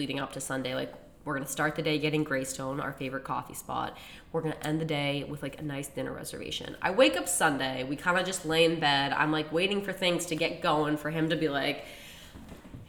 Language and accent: English; Central Massachusetts, United States; now in Boston, United States; both of our parents' house are in Central Mass